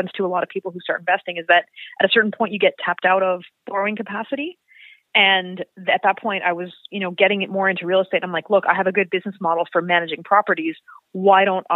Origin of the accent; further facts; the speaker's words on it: Montreal, Quebec, Canada; moved away as an adult; also born or lived in Toronto / Vancouver; I grew up in Montreal